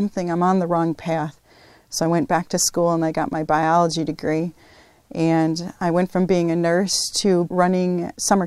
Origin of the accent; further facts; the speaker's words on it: Schaumburg, Illinois, United States; now in Texas, United States; I grew up just outside of Lake Michigan, so being from the Great Lakes region